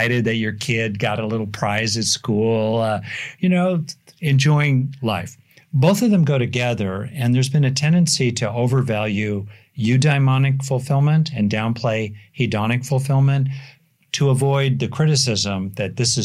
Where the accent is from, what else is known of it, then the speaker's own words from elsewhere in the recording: United States; I am obviously an American